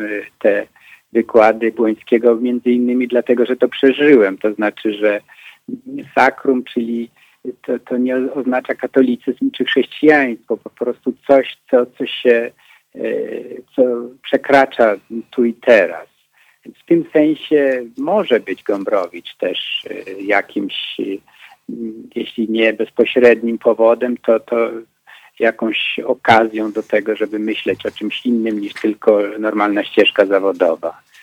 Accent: Poland; u nas w Pegerze

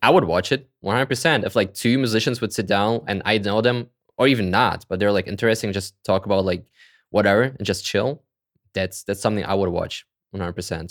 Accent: Kazakhstan; I was born in Kazakhstan, actually, like in the former Soviet Union

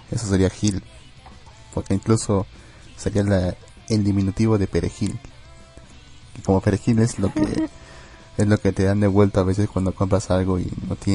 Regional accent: Argentina; No sé, yo soy argentino.

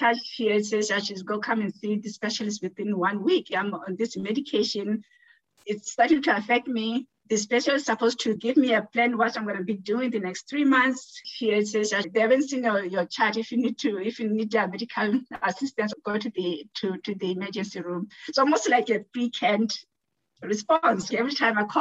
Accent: Botswana; moved away as an adult; now in Winnipeg, Canada; I am originally from Botswana, and I've been in Canada for over 20 years now. I came here as an international student.

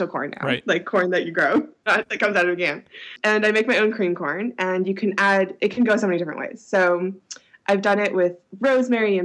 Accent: Berkeley, California, United States; growing up in Berkeley

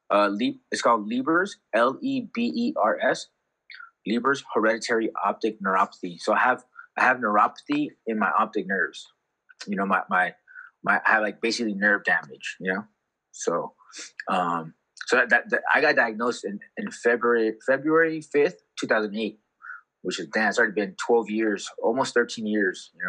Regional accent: Ensenada, Baja California, Mexico; also born or lived in San Pedro, California / Carson, California; I was born in San Pedro, California, so that's like in L- L- LA County, and then uh, you know I was only there for uh, a very short time.

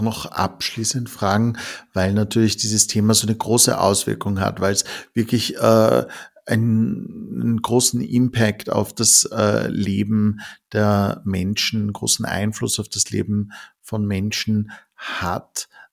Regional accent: Austria; bei uns in Österreich?

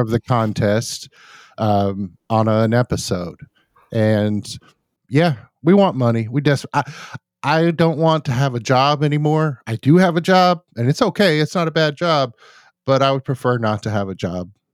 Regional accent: United States; an American, um, who's lived all my life in America

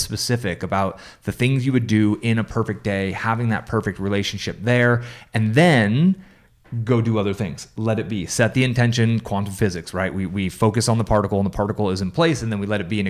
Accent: San Francisco, California, United States; moved away; also born or lived in Albuquerque, New Mexico; I grew up in San Francisco

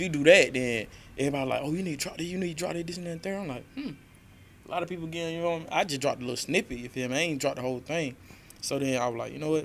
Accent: Macon, Georgia, United States; I'm from the South Side

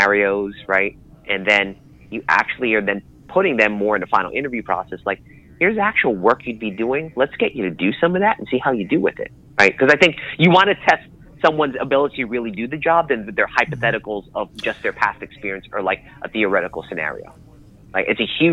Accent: New York City, New York, United States; growing up in Brooklyn, being raised in Queens, and being the child of Philippine immigrants

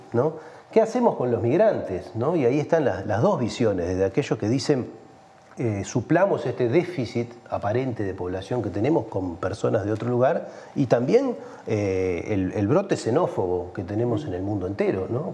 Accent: Uruguay; somos los uruguayos que no estamos en el país

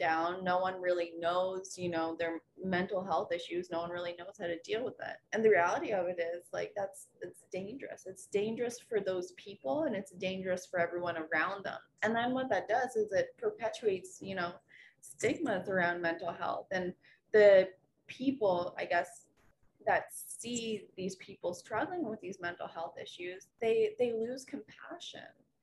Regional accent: Rockville, United States; my hometown of Rockville

